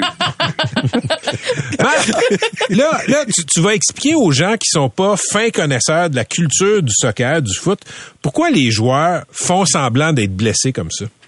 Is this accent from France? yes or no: no; Laval, Quebec, Canada; j'ai grandi à Laval